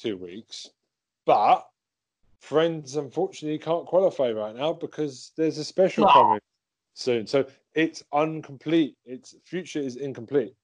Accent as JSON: {"language": "English", "country": "United Kingdom", "said": "We're just British"}